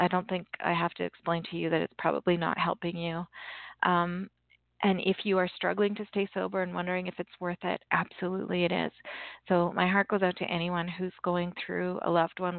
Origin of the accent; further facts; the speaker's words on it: Canada; I'm Canadian